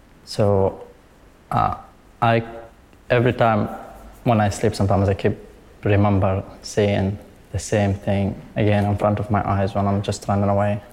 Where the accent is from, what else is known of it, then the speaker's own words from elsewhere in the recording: Tabqa, Raqqa Governorate, Syria; English is a second language; moved away as an adult; now in United Kingdom; I was born in Syria in a town called Tabqa nearby Raqqa. And it's a really beautiful town nearby a big lake.